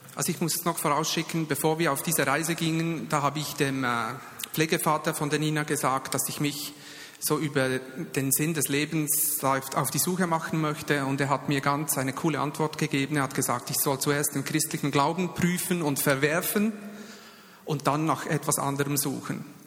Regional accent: Bern, Switzerland; ich bin ja Berner und da geht es ein bisschen langsamer

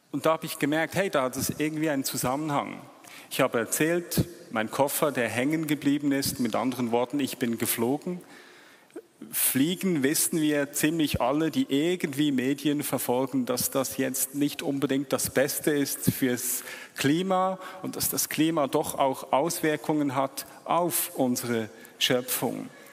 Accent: Switzerland; als Schweizer

